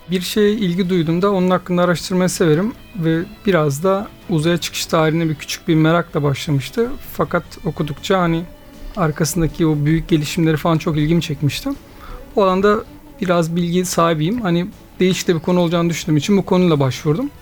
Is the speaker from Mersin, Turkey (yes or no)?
yes; Mersin, Turkey; now in İskenderun, Turkey; 1980 Mersin doğumluyum